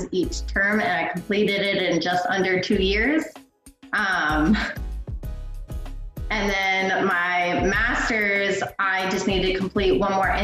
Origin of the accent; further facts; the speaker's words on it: Hanover, Pennsylvania, United States; moved away as an adult; I was born and raised there until I hit 18